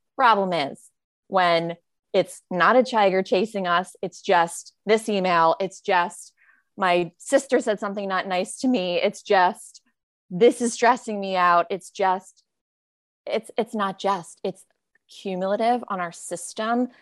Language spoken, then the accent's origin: English; Greenwich, Connecticut, United States; also born or lived in Rhode Island; I grew up in Greenwich, Connecticut